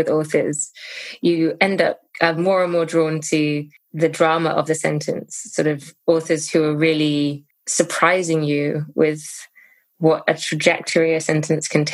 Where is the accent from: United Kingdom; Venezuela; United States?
United Kingdom; as a British person